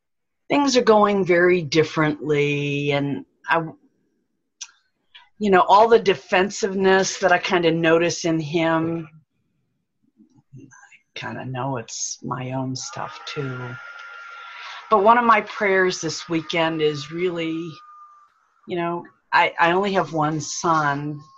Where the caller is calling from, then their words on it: Bel Air, Maryland, United States; I'm greeting you from Bel Air, Maryland.